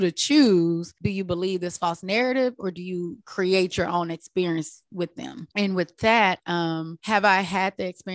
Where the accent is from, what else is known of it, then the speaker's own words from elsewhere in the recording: Texas, United States; now in San Diego, United States; I grew up in Texas. We grew up in the South Bible Belt where racism is real